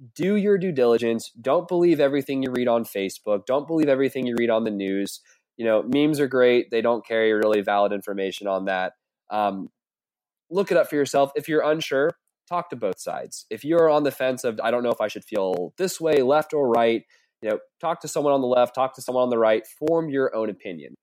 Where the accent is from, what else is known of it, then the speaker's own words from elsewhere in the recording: the South, United States; I'm from the South